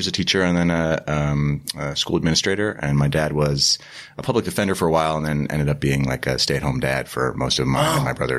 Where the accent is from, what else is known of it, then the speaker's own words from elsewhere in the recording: Guerneville, California, United States; I grew up in Northern California. I grew up in a little town called Guerneville in Sonoma County.